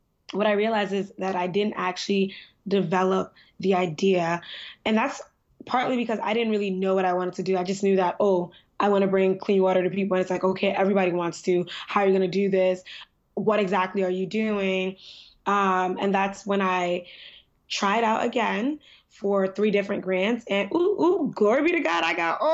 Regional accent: New York, United States; also born or lived in Nigeria; I'm pretty young, I think. I'm 23. I'm from New York

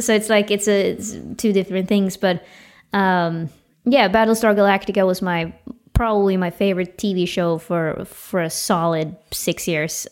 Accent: Uppsala, Uppsala County, Sweden; my hometown, Uppsala

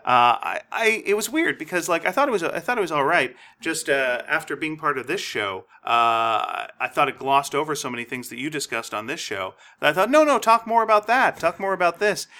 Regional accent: Montreal, Quebec, Canada; I was growing up in Montreal

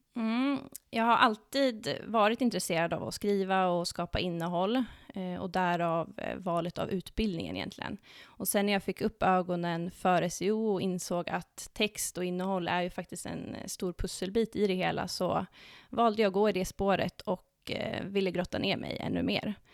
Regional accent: Dalarna County, Sweden; moved away as an adult; now in Stockholm, Sweden; Jag kommer från eh, Dalarna, men har bott i Stockholm i snart åtta år

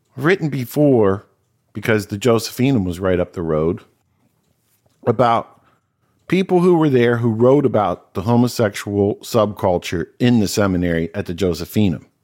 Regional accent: Cincinnati, Ohio, United States; I grew up in Cincinnati, went to Old Saint Mary's Parish

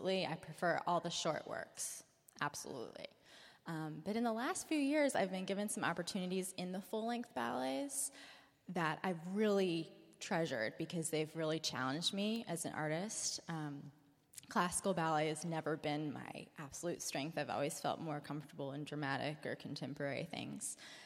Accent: North Carolina, United States; now in San Francisco, United States; I'm from North Carolina

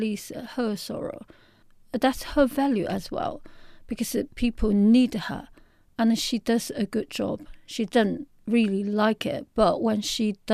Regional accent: Shanghai, China; I'm from Shanghai in a big city

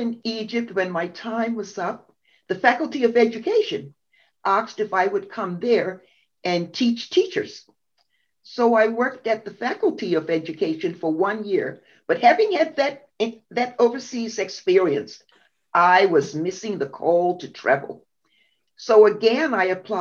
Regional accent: Bermuda; I was born in Bermuda

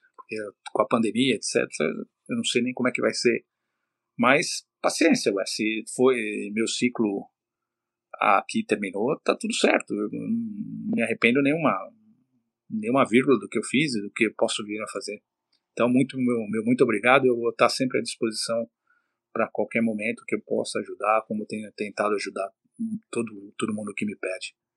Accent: Brazil; moved away as an adult; now in Canada

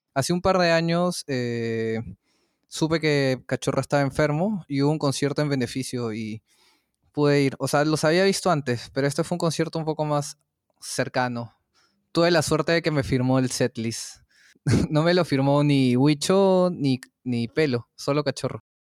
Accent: Peru; ¿qué es esta música que se ha hecho en mi país?

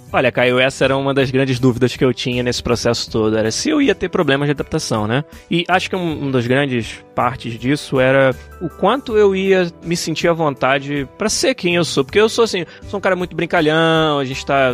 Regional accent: Brazil; abençoado de nascer onde eu nasci

